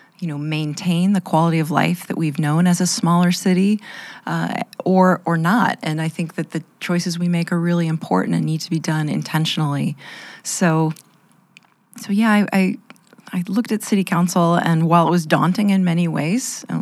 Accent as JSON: {"language": "English", "town": "Portland", "region": "Oregon", "country": "United States", "also_born_or_lived": "East Coast", "moved": "as an adult", "lives_now": "Lincoln, United States", "said": "I'm originally from Portland, Oregon"}